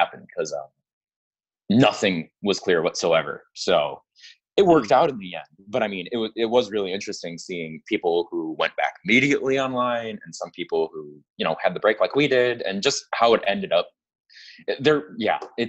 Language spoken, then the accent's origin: English; Grosse Pointe, Michigan, United States; moved away as an adult; now in Chicago, United States; I'm originally from Grosse Pointe, Michigan, right outside of Detroit.